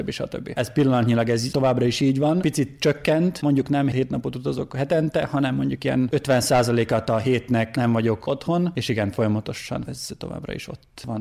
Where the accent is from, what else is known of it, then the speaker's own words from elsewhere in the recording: Mužlja, Vojvodina, Serbia; moved away as an adult; also born or lived in Zrenjanin / Zagreb; Muzslai származású vagyok